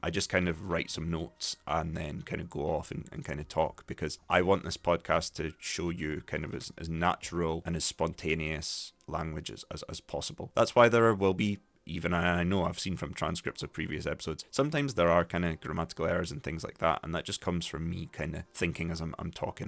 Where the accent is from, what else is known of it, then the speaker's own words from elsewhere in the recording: Dundee, Scotland, United Kingdom; accent: Scots English; I sound, I have a similar accent to people in my neighborhood, in my, my little sort of town called Brodie Ferry, which a lot of Dundonians say is quite a posh area of the city.